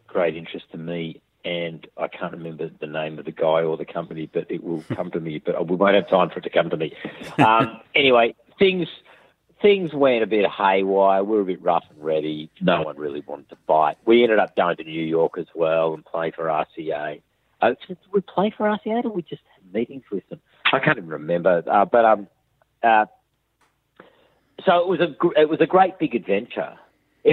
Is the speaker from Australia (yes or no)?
yes; Australia; I'm just an Aussie bloke